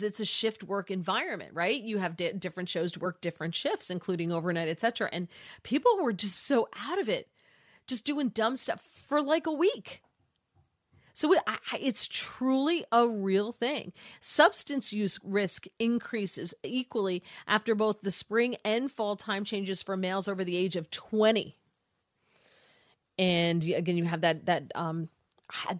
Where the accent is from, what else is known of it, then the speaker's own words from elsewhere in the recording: New Jersey, United States; now in Washington D.C., United States; listening on WABC from my home state of New Jersey.